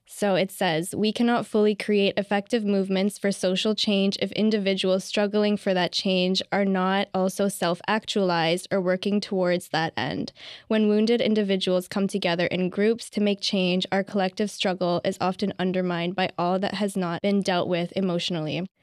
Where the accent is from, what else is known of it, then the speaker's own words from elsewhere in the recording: Ottawa, Ontario, Canada; I'm from Ottawa and I also have friends there.